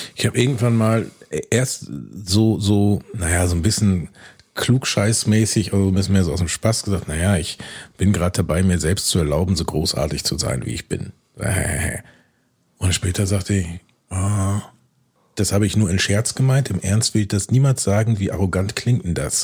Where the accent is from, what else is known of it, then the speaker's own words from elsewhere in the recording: Bielefeld, North Rhine-Westphalia, Germany; Ich als Bielefelder Junge